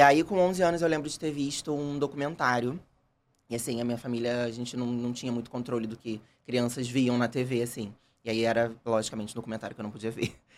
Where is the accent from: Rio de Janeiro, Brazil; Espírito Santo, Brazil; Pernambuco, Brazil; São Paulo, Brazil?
Rio de Janeiro, Brazil; also born or lived in Bangu; Nasci, nasci em Bangu e fui criado em Jacarepaguá.